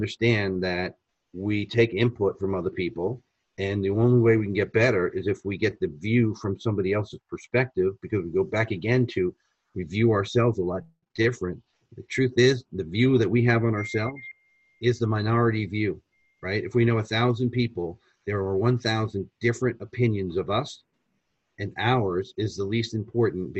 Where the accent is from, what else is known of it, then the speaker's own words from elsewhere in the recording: United States; being American, we're speaking English to an Italian